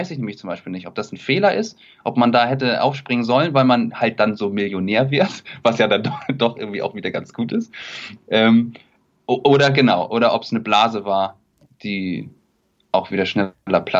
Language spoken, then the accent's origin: German; Kiel, Schleswig-Holstein, Germany; Und Kiel ist halt einfach meine Heimat. Ich bin da groß geworden, habe mir dann irgendwann auch mal die Frage gestellt, ob es in eine große Stadt geht, Hamburg, Berlin, München, und habe mich dagegen entschieden und es nie bereut.